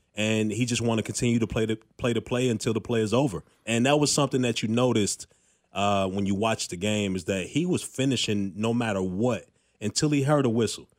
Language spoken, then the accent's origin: English; Chicago, Illinois, United States; moved away as an adult; also born or lived in Fargo, North Dakota / New Jersey / Colorado / Houston; now in Kansas City, United States; I grew up in Chicago